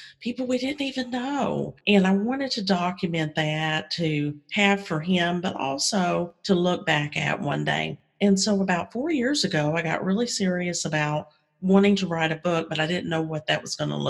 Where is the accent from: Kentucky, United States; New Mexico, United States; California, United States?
Kentucky, United States; moved away as an adult; also born or lived in Mississippi / Texas; now in Virginia, United States; Grew up in Kentucky.